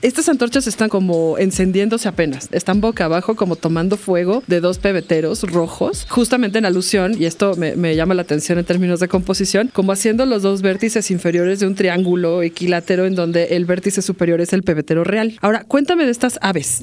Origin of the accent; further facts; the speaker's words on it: Mexico City, Mexico; yo crecí en Arbarte, en donde actualmente radico, muy cerca del edificio de la SCOP